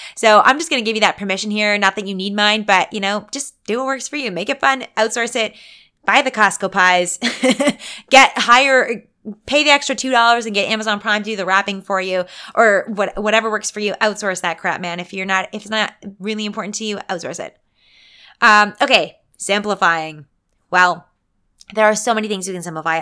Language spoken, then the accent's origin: English; Canada; I'm a Canadian